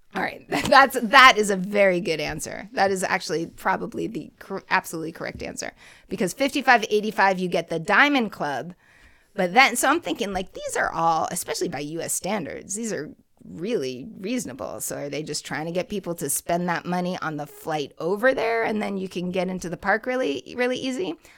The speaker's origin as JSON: {"language": "English", "town": "Boston", "region": "Massachusetts", "country": "United States", "tie": "born or raised there", "said": "my hometown"}